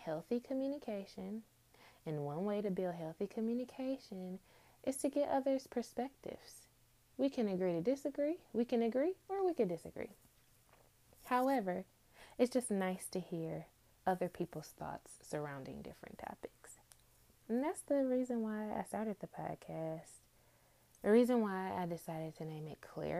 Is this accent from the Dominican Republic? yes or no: no; Detroit, Michigan, United States; I grew up in Detroit, Michigan, two-parent home.